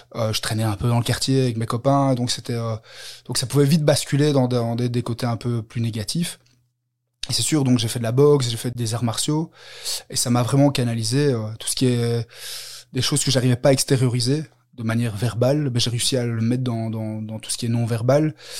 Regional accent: Brussels, Brussels-Capital Region, Belgium; je viens de, de Belgique, de, Bruxelles.

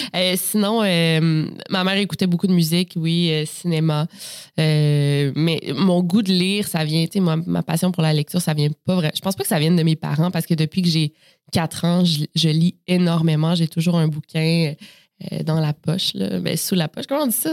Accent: Quebec City, Quebec, Canada; je suis née à Québec, euh, donc dans la ville de Québec en 1992 et c'est là euh, que j'ai grandi également

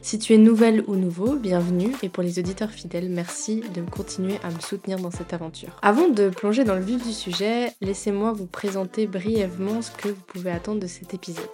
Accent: Grand Est, France; moved away as an adult; also born or lived in Basel, Switzerland; now in Lausanne, Switzerland; J'ai quitté mon pays natal, la France

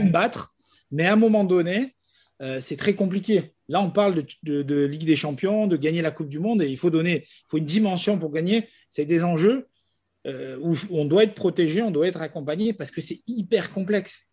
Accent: Nice, Provence-Alpes-Côte d'Azur, France; Moi, je suis profondément niçois. Je suis né ici.

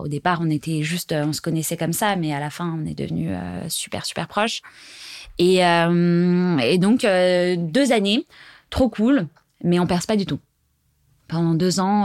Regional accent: Savoie, Auvergne-Rhône-Alpes, France; moved away; also born or lived in Paris; Je viens de la Savoie

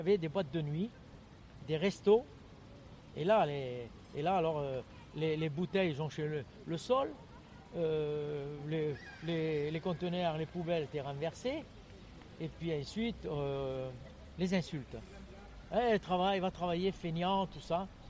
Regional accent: Lens, Hauts-de-France, France; now in Toulouse, France; je suis né à Lens dans le Pas-de-Calais

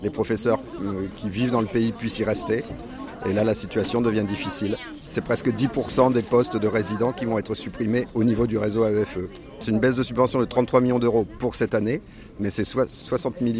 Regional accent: France; now in Spain; Moi j'ai envie de rester dans l'Espagne qui est devenue mon pays. Je suis français d'Espagne.

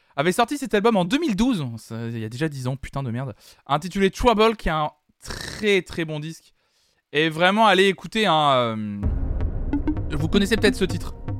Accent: Nantes, Pays de la Loire, France; je suis nantais

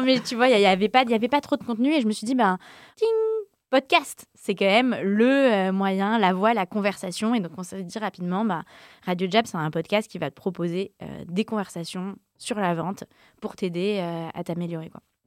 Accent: Yvelines, Île-de-France, France; also born or lived in Paris; j'ai grandi comme j'étais dans les Yvelines

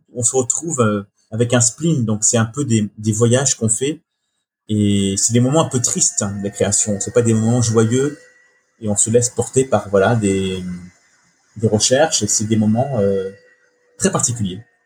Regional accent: Brittany, France; je suis breton

